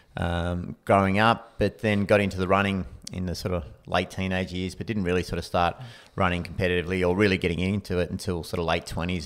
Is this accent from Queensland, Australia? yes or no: no; Anglesea, Victoria, Australia; I grew up in Anglesey, so coastal town, um, sort of half an hour from Geelong